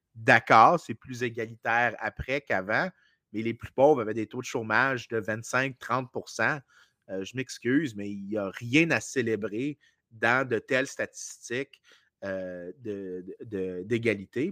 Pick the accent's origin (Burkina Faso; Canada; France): Canada; Je suis un Canadien